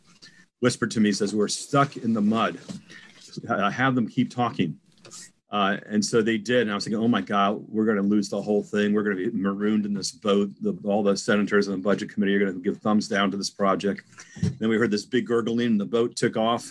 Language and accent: English; Bowie, Maryland, United States; I ran for mayor of Bowie because it's my hometown